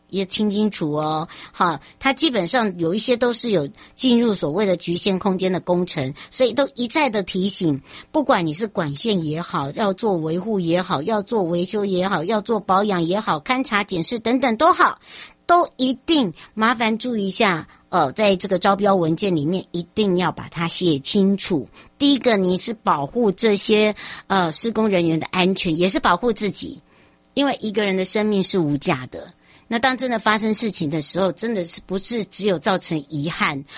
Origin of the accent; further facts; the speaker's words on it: Taiwan; 台湾人叫马吉呀